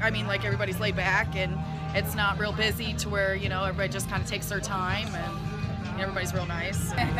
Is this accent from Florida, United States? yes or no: yes; Big Pine Key, Florida, United States; I'm right here, born and raised.